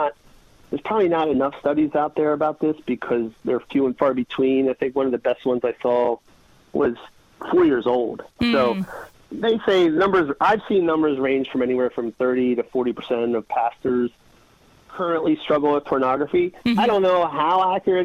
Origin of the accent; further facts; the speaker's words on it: New Jersey, United States; I'm from New Jersey.